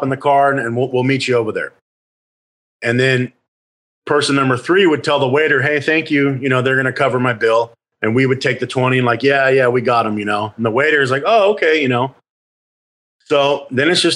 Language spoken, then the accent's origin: English; Phoenix, Arizona, United States; we grew up in Phoenix, which was the fifth largest metropolitan area at the time